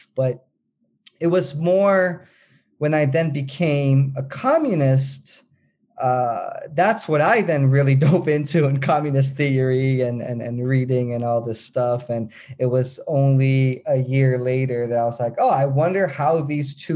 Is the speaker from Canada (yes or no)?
no; Netherlands; I was born and raised in the Netherlands